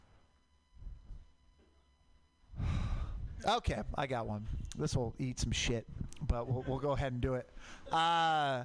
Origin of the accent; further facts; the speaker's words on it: Portland, Oregon, United States; moved away; I grew up in Portland